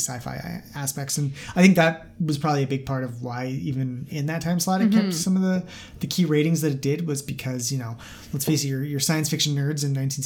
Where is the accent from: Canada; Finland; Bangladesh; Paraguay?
Canada; I'm Canadian, so we say a-boot very funny